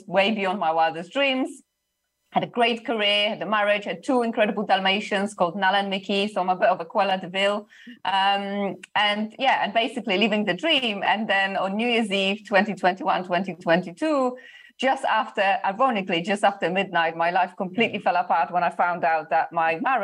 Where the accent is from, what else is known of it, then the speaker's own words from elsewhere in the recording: Poland; moved away as an adult; I'm originally from Poland